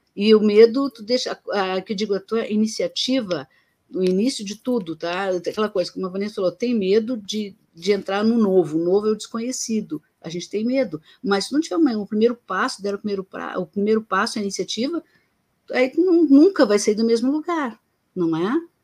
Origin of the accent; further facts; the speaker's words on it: Rio Grande do Sul, Brazil; eu sou gaúcho